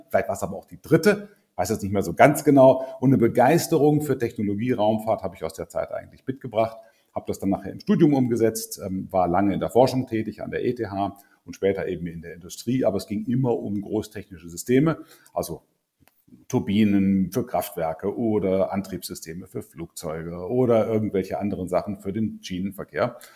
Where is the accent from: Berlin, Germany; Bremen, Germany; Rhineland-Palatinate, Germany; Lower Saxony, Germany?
Lower Saxony, Germany; also born or lived in North Rhine-Westphalia; Also ich bin eher ein Norddeutscher, ähm, geboren in der Nähe äh, von, vom Harz mehr oder weniger, dann relativ lange in südlichen Niedersachsen gelebt, lange im Rhein, Nordrhein-Westfalen zur Schule gegangen